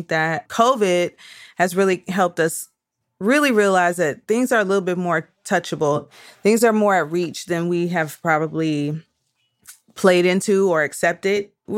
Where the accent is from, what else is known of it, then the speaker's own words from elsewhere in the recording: Detroit, Michigan, United States; You know I'm from Detroit.